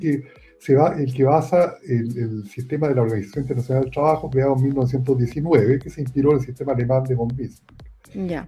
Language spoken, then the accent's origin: Spanish; Santiago, Santiago Metropolitan Region, Chile; yo soy de Santiago